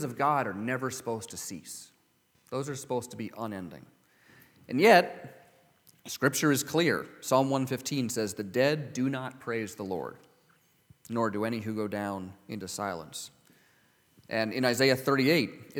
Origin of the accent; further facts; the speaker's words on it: California, United States; growing up in California